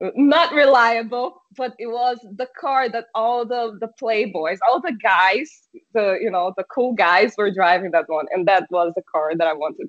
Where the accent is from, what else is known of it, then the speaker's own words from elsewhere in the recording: Brazil; first language Portuguese; English is a second language; also born or lived in Ipatinga, Minas Gerais, Brazil / St. Louis, Missouri, United States; I am from Brazil